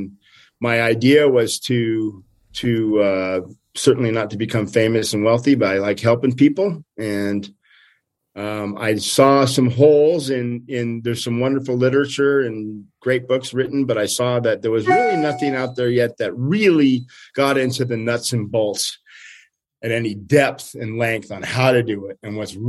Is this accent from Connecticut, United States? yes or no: no; Stonyford, California, United States; also born or lived in East Coast, United States; We moved from the East Coast to Northern California when I was like 4 years old, so little guy. And we moved to a small town called Stony Ford in Northern California